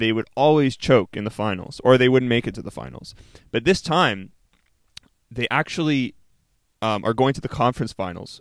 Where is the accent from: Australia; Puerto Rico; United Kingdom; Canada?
Canada; I'm Canadian